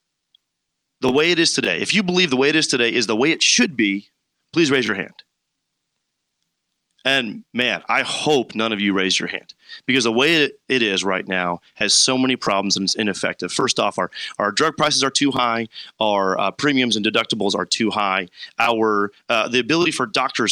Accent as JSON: {"language": "English", "town": "Warrenville", "region": "Illinois", "country": "United States", "said": "I am from Warrenville."}